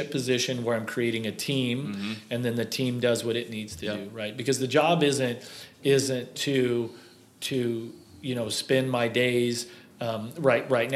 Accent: Kansas City, United States; I grew up in Kansas City racing motorcycles

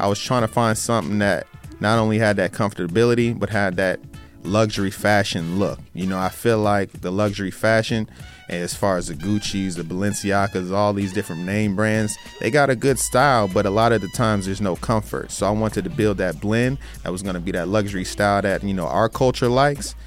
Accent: Minneapolis, Minnesota, United States; moved away; also born or lived in Florida; I'm from Minneapolis, Minnesota originally, so very cold Midwest vibe

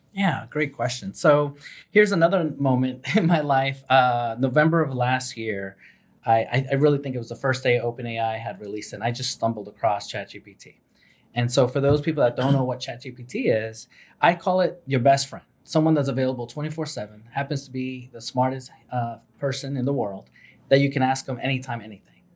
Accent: New York City, New York, United States; I'm from New York City

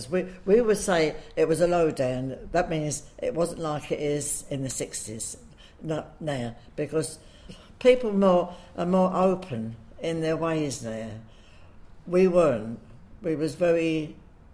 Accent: London, United Kingdom; I've lived in Hoxton all my life, and I still live there

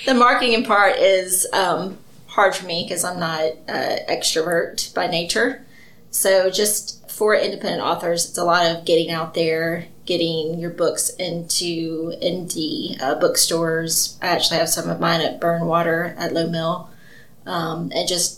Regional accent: Mobile, Alabama, United States; now in Athens, United States; I'm originally from Mobile

